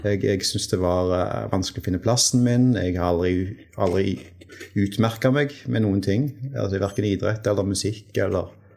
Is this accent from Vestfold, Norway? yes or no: no; Stavanger, Rogaland, Norway; also born or lived in Tønsberg; jeg er født i Tønsberg. Oi. Uh, men har vel uh, Jeg har vokst opp i Stavanger uh, siden fireårsalderen, og Stavanger-regionen